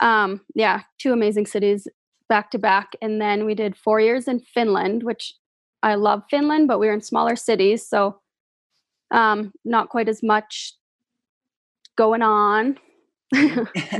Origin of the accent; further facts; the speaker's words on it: Moose Jaw, Saskatchewan, Canada; I'm from Moose Jaw